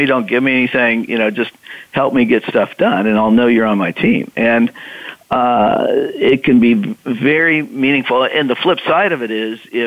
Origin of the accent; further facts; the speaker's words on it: Midwest, United States; I'm a Midwesterner